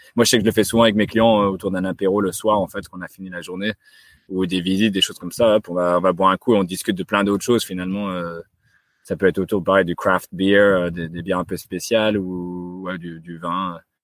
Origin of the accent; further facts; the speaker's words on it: France; on est français, donc naturellement en fait, c'est inné